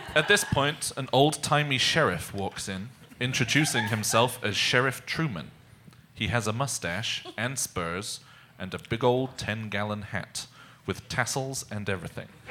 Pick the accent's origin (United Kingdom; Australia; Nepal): United Kingdom; England; I am English, so I only drink tea.